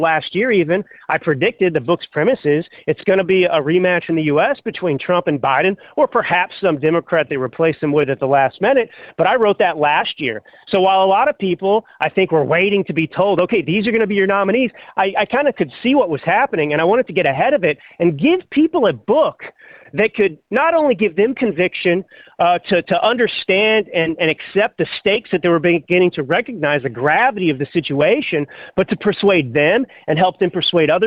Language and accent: English; Texas, United States; moved away; also born or lived in California / Milan, Italy; I grew up in Texas